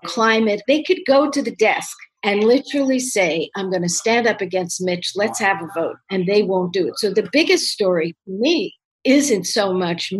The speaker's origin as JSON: {"language": "English", "town": "New York City", "region": "New York", "country": "United States", "tie": "born or raised there", "said": "I was born in Brooklyn"}